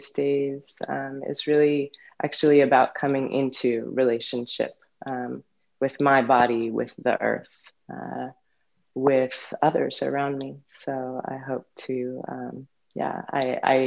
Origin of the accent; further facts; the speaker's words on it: San Francisco, California, United States; moved away as an adult; also born or lived in New York / Barre, Massachusetts; now in Portland, Maine, United States; I was born in San Francisco and grew up there